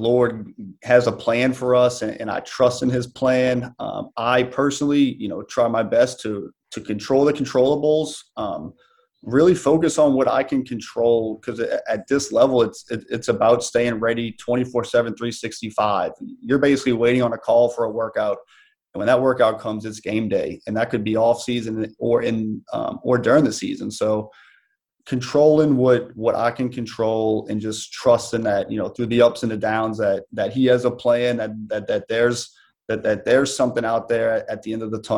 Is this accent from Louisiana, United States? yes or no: yes; New Orleans, Louisiana, United States; I was playing arena football for the New Orleans Voodoo, my hometown team